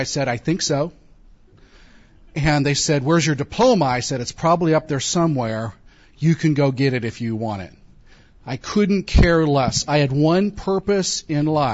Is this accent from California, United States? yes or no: yes; California, United States; I grew up in California, an atheist